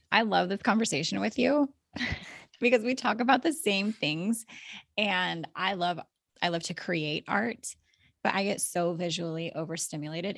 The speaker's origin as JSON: {"language": "English", "region": "Alaska", "country": "United States", "tie": "born or raised there", "moved": "as an adult", "said": "I was born and raised in Alaska"}